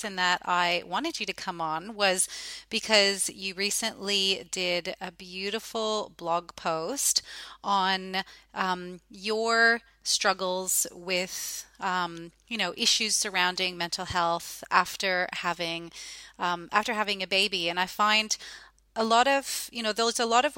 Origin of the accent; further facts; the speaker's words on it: Canada; now in Australia; as a Canadian